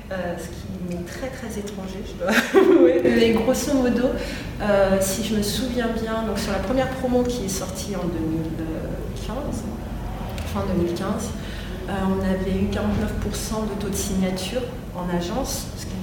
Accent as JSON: {"language": "French", "country": "France", "also_born_or_lived": "Paris", "said": "je suis française, parce que je suis fille de musicien"}